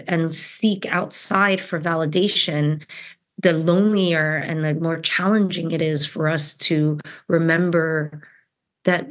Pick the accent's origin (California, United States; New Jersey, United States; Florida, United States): New Jersey, United States; I was born in New Jersey.